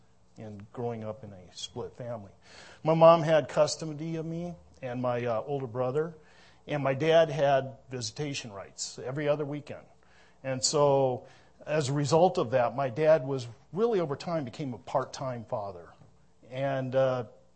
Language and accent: English; Minnesota, United States; moved away; I was born in Minnesota.